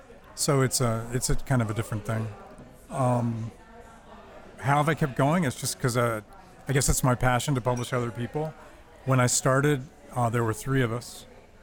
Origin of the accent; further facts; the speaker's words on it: Bethesda, Maryland, United States; also born or lived in Washington, D.C.; I grew up in Bethesda, Maryland, and in D.C.